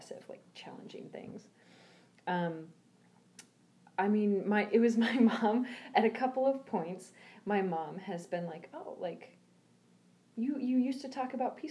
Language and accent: English; United States; moved away as an adult; I am an American who does not live in America